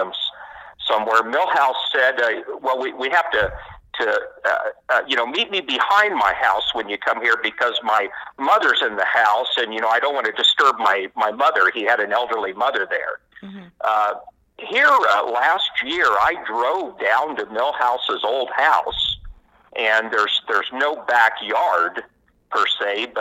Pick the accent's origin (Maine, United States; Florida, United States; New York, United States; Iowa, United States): Iowa, United States; Des Moines; I grew up in Des Moines, and I live and work in West Des Moines now.